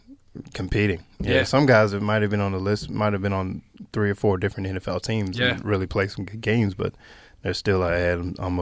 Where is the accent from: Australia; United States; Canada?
United States; Winston-Salem, North Carolina; Yeah, I'm from Winston-Salem, North Carolina, which is only about 45 minutes from Charlotte.